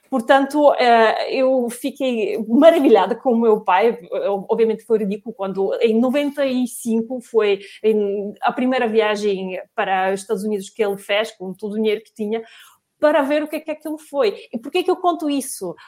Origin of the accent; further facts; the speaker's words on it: Russia; now in Portugal; eu também sou russa